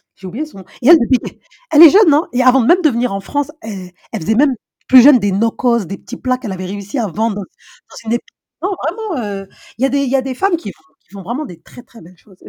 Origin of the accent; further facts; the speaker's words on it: Senegal; on est fiers de toi en tant que Sénégalais